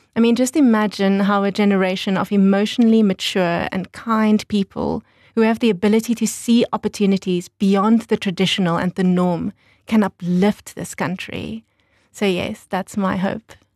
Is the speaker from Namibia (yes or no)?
yes; Windhoek, Khomas, Namibia; also born or lived in New Zealand; I grew up in Windhoek